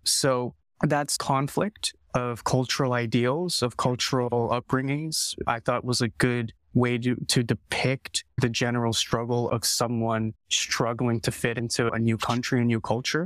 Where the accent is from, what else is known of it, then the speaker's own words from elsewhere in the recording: Canada; I was born and raised in Canada